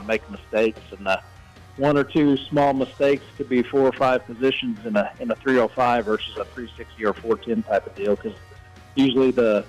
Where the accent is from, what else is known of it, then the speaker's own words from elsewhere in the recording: Liberal, Kansas, United States; now in Arcadia, United States; I'm from Arcadia, Oklahoma. I'm originally from Liberal, Kansas. We moved down here about 8 years ago, and now I'm living down here in the Sooner State